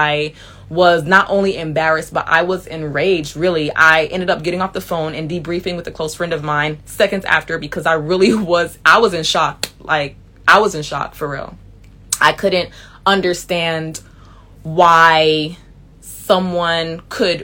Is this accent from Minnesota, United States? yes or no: no; Miami, Florida, United States; moved away; a man who I knew who was super cool with me from back home, from Miami